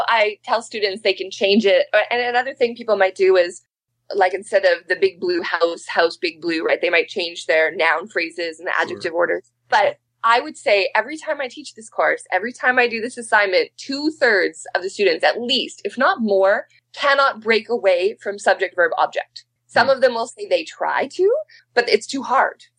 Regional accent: Manitoba, Canada; moved away as an adult; also born or lived in Alberta; now in British Columbia, Canada; I'm from Manitoba, so I originally learned the Swampy Cree. And then I moved to Alberta to do my PhD

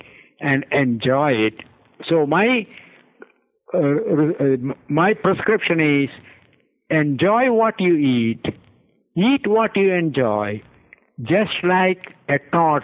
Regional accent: India; moved away; I grew up in India

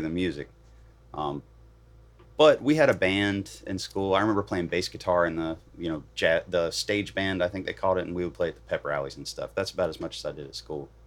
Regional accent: Bridgewater, Virginia, United States; also born or lived in Knoxville, Tennessee / Atlanta, Georgia; now in Nashville, United States; I grew up in Virginia

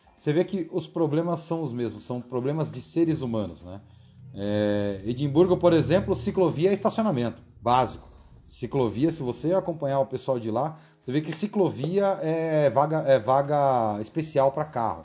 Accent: São Paulo, Brazil; somos aqui de São Paulo

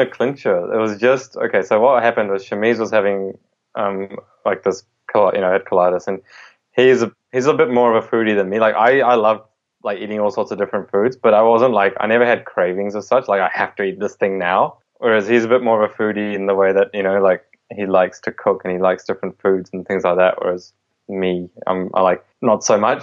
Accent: India; I was born in India

